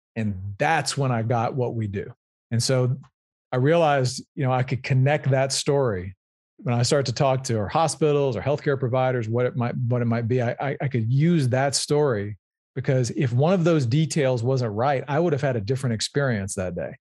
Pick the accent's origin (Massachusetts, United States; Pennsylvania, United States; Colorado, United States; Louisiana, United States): Louisiana, United States; I'm originally from Louisiana. I grew up there and went to L S U